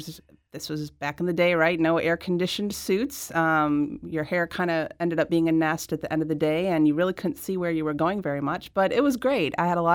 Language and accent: English; Midwest, United States; And I was really excited as a Midwesterner to see another Midwesterner come to D.C.